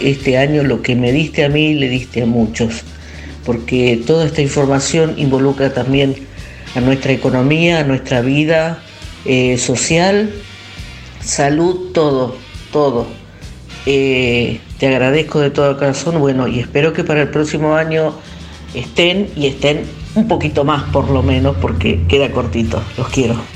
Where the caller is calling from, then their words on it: Berazategui, Buenos Aires Province, Argentina; Hola Nora, buen día … de Verazategui.